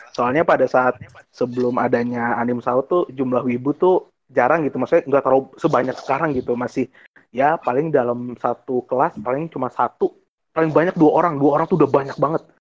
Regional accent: Indonesia; Kucai, enggak gue di Indonesia.

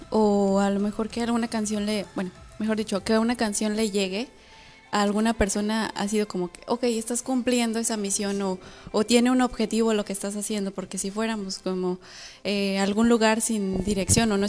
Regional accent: Iztapalapa, Mexico City, Mexico; Sí, somos de Iztapalapa, no se asusten.

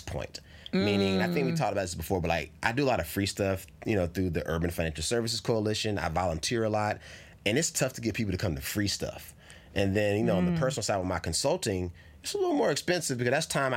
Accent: North Carolina, United States; now in California, United States; I'm from North Carolina

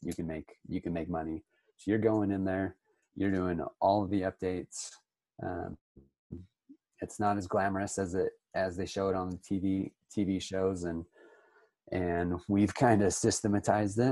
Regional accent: Utah, United States; born and raised in Utah. I own a house flipping company here in Utah

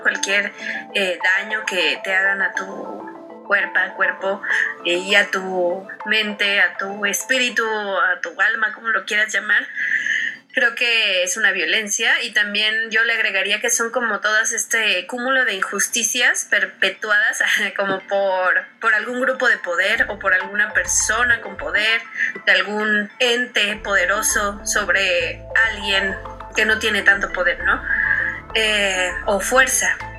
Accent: Mexico; also born or lived in Mexico City; soy una mujer mexicana, eh, morena, que vive en las periferias, eh, vive al norte de la Ciudad de México

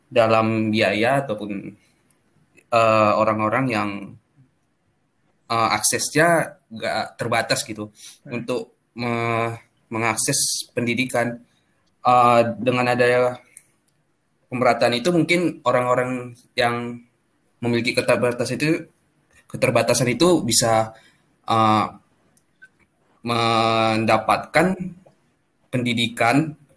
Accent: Medan, North Sumatra, Indonesia; now in Yogyakarta, Indonesia; Uh, eh, aku asal dari Medan. Sekarang aku kuliah di jurusan manajemen di salah satu PTN di Jogja.

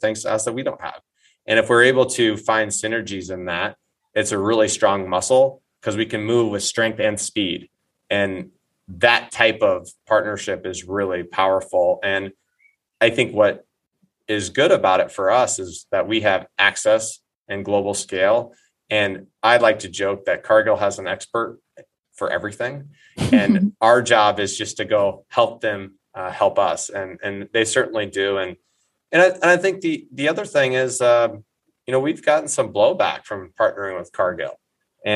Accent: Eddyville, Iowa, United States; now in Minneapolis, United States; my hometown of Eddyville, Iowa

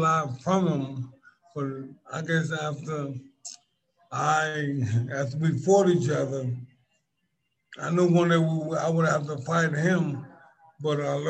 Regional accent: New York City, New York, United States; I'm from Brooklyn, New York.

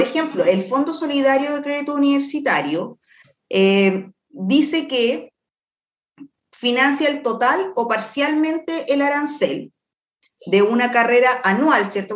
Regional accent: Quilpué, Valparaíso, Chile; Yo soy de Quilpué.

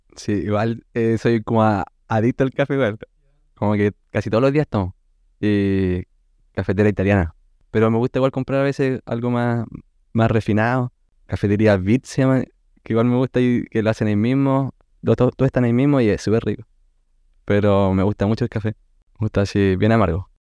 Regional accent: Chile; Soy de la Viña Conce

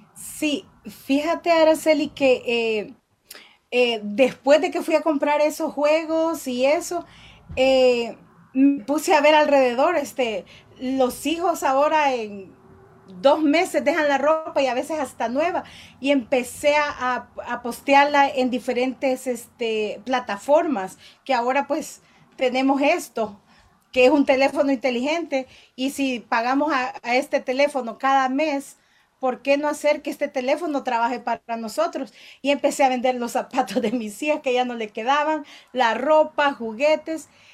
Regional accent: El Salvador; moved away as an adult; now in Downey, United States; yo soy originaria del Salvador

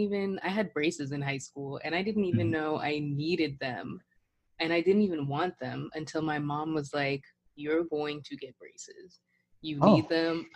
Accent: Woodbridge, Virginia, United States; I grew up in Woodbridge, which is pretty multicultural.

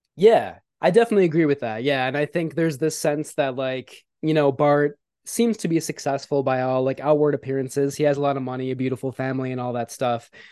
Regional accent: outside of Milwaukee, Wisconsin, United States; close to where I grew up outside

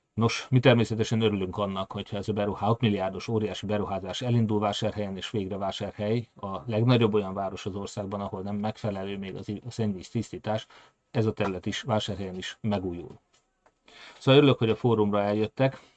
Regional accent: Hungary; mi magyarok

